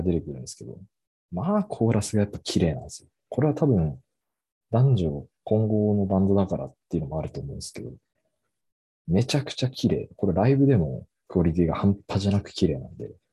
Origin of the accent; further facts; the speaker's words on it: Hokkaido, Japan; ずっと僕は北海道に住んでるんで